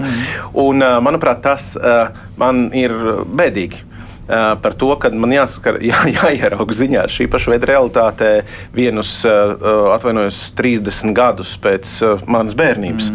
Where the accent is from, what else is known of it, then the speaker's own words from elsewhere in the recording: Latvia; Tādā mēs augām Latvijā 90. gados